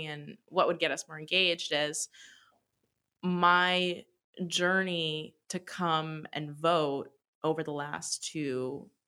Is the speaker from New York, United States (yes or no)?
yes; Long Island, New York, United States; now in New York City, United States; And I go to school in New York City, and I'm from Long Island